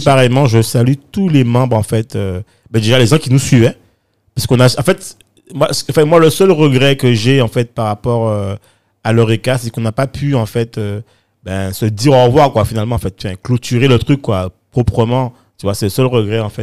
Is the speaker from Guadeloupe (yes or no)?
yes; Guadeloupe; moved away; also born or lived in Bedford, England / Paris, France; je suis parti de, de la Guadeloupe, enfin des Antilles, hein, enfin de la Caraïbe